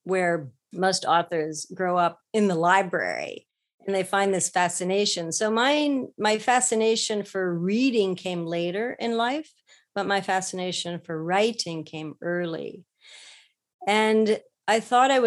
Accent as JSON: {"language": "English", "region": "Ohio", "country": "United States", "tie": "born or raised there", "moved": "as an adult", "lives_now": "Japan", "said": "I'm from Ohio in the US. So I was pretty landlocked most of my growing up life."}